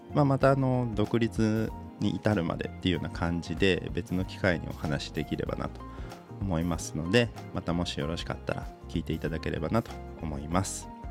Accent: Aichi, Japan; moved away as an adult; also born or lived in Ishikawa Prefecture; 僕愛知県出身

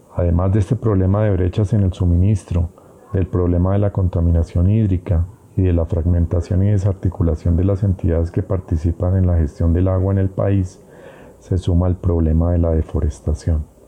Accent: Colombia; en Colombia, nuestro país

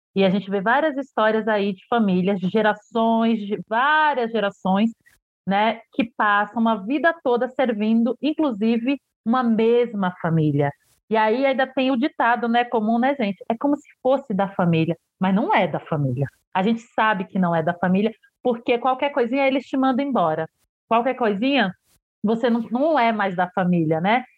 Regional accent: Santo Estêvão, Bahia, Brazil; Eu sou de Santo Estevo

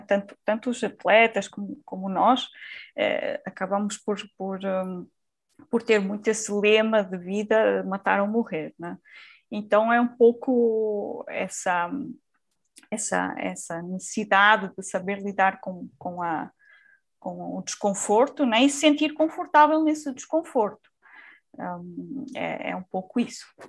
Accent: Portugal; accent: Portuguese; Eu atualmente vivo em, em, Portugal, como já devem ter notado também pelo meu sotaque, eu sou, sou de Portugal

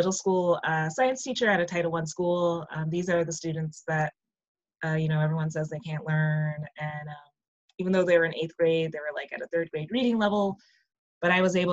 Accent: St. Paul, Minnesota, United States; moved away as an adult; I'm originally from St. Paul, Minnesota. So from those not familiar, it's up by Iowa, North Dakota, South Dakota, Wisconsin. So I grew up there, born and raised

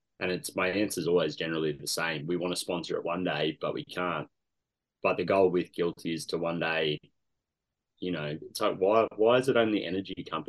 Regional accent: Canberra, Australian Capital Territory, Australia; born and bred in Canberra.

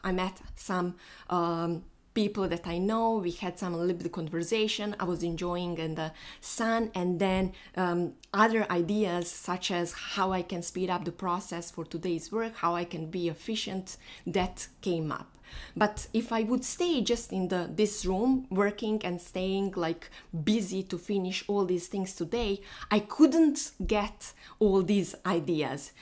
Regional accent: Bosnia & Herzegovina; moved away; So today I'm flying to my home because I am from Bosnia

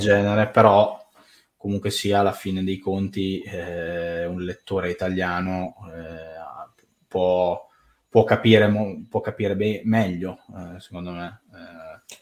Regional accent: Italy

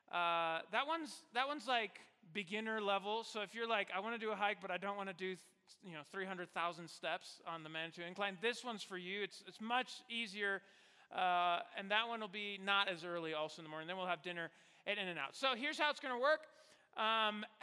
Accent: Mexico; moved away as an adult; also born or lived in Virginia; now in Colorado Springs, United States; I grew up in Mexico, and then I went to the United States for undergrad. So I spent my whole life in Mexico.

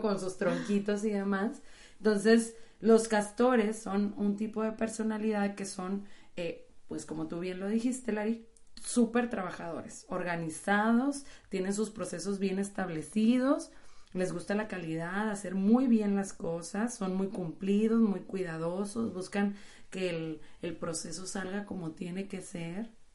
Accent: Monterrey, Nuevo León, Mexico; como buenas regias

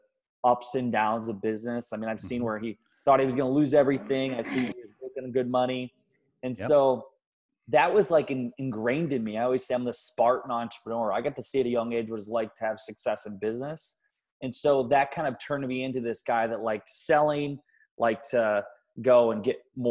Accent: Garnavillo, Iowa, United States; moved away as an adult; now in Minnesota, United States; I'm from Iowa, and my town is Garnavillo, Iowa

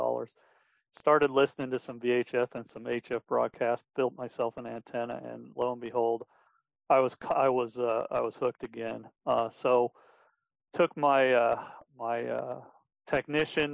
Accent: Denver, Colorado, United States; now in Wichita, United States; I'm originally from Denver, Colorado, now living in Wichita, Kansas

